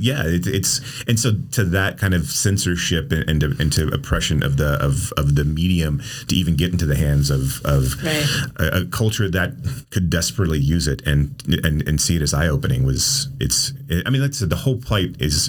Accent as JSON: {"language": "English", "town": "Amarillo", "region": "Texas", "country": "United States", "tie": "born or raised there", "said": "I grew up in Amarillo in West Texas town."}